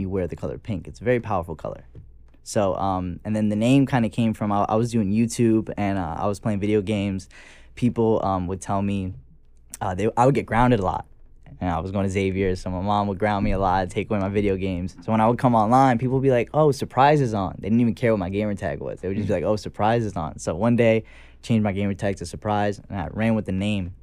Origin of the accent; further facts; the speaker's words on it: New York City, New York, United States; I'm also from the Bronx